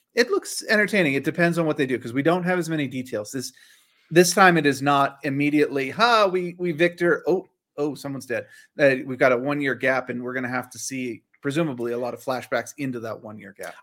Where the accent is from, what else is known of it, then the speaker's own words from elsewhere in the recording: Northern Virginia, United States; I grew up in Northern Virginia